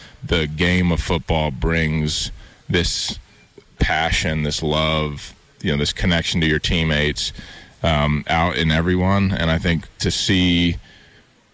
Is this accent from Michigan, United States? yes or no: no; Bozeman, Montana, United States; also born or lived in Missoula, Montana; growing up in Bozeman, playing in Missoula